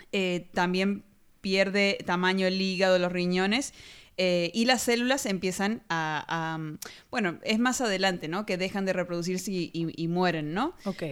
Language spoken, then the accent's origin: Spanish; Argentina; de Argentina